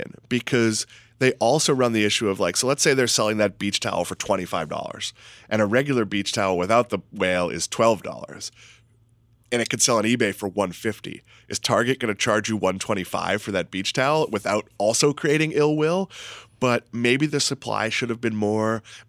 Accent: Massachusetts, United States; I'm from Massachusetts.

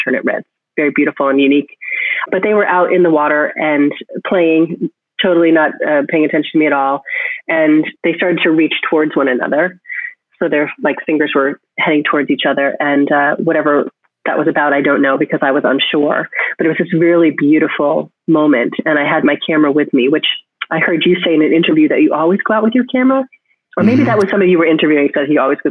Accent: Connecticut, United States; now in Cambridge, United States; my hometown in Connecticut

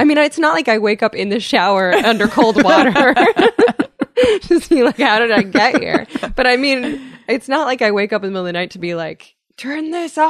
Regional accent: California, United States; In the Bay Area. I have no excuse.

